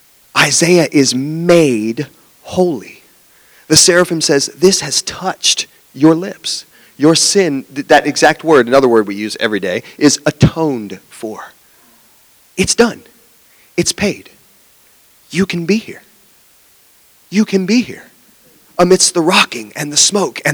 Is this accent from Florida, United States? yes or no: yes; Jacksonville, Florida, United States; also born or lived in West Palm Beach, Florida; I grew up in Jacksonville and I was going to school in West Palm Beach